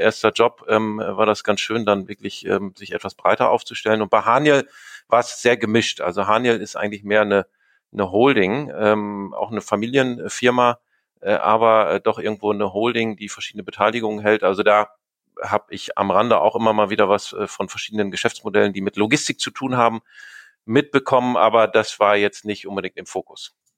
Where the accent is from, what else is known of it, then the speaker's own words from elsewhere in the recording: Greven, North Rhine-Westphalia, Germany; also born or lived in Duisburg; ich komme äh, gebürtig aus Greven bzw. Münster in Nordrhein-Westfalen, bin dort auch zur Schule gegangen